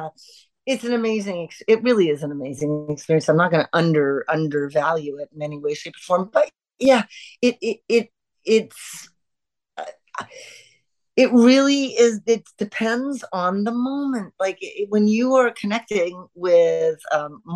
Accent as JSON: {"language": "English", "country": "Canada", "said": "we're Canadian"}